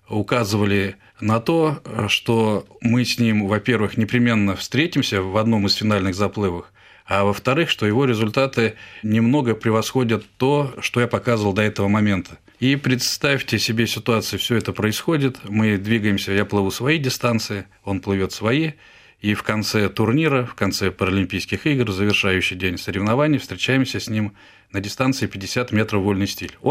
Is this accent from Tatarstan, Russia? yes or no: no; Ufa, Bashkortostan, Russia; also born or lived in Perm Krai; в возрасте полугода, шести месяцев меня перевезли в Уфу, и, собственно, начиная с полугода я всю свою сознательную жизнь уже жил в городе Уфа.